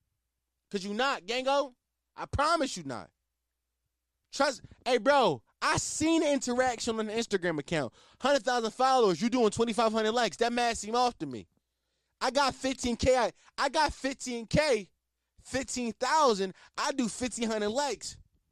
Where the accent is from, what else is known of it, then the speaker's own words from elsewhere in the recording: Philadelphia, Pennsylvania, United States; We from the same city, gang. I'm from Philly, you from Philly.